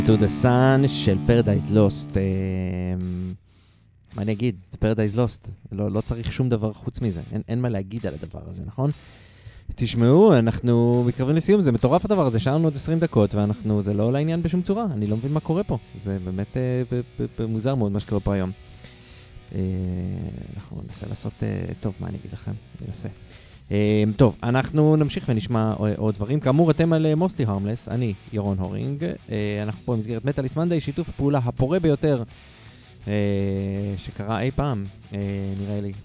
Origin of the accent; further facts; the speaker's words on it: Haifa, Haifa District, Israel; אני מחיפה